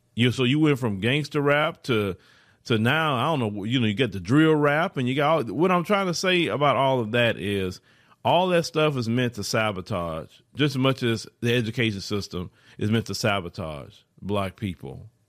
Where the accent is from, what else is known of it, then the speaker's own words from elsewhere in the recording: Port Arthur, Texas, United States; I grew up in Port Arthur, Texas.